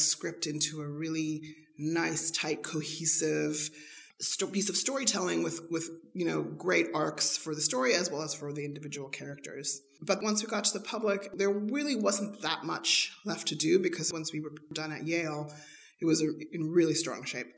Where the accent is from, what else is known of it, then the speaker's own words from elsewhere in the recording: South Africa; moved away; Growing up in South Africa under apartheid, was a huge influencer on my life and on my art